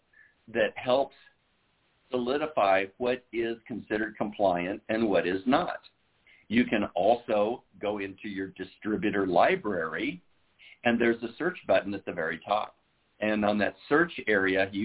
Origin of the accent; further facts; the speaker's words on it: Iowa, United States; now in Southern California, United States; I was born and raised in Iowa